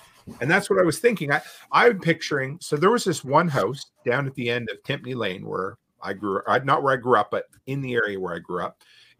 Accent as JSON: {"language": "English", "region": "East Coast", "country": "United States", "tie": "born or raised there", "said": "You know, so for me, I growing up on the East Coast, you know, I grew up near the ocean."}